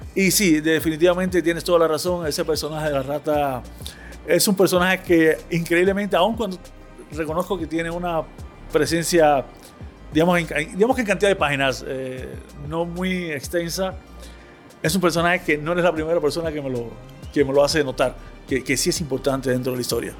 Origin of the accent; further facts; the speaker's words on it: Havana, Cuba; en un barrio que, donde yo crecí en La Habana